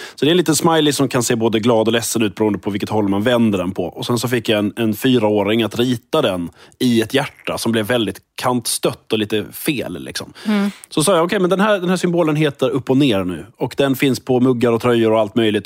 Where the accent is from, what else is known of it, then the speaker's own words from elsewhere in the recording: Skåne, Sweden; accent: Scanian; also born or lived in Lund; jag är liksom född och uppvuxen i Skåne och bor i Skåne och liksom är Skånepatriot